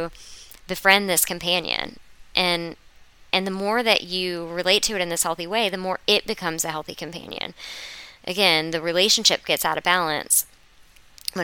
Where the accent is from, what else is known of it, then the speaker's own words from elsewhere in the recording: Florida, United States; I'm from Florida